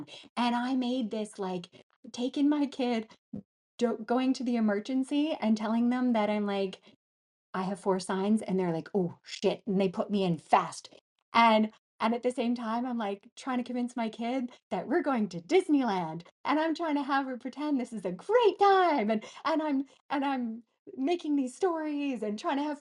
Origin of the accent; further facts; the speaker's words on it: Gillam, Manitoba, Canada; we grew up in Gillam. It's in the middle top of Canada